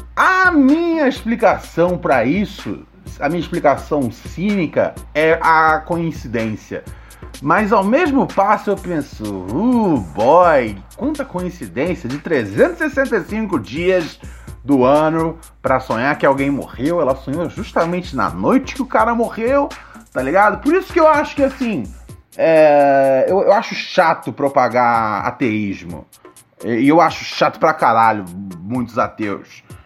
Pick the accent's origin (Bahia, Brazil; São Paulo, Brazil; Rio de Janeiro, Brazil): Rio de Janeiro, Brazil; da área onde eu cresci, no Morro do Adeus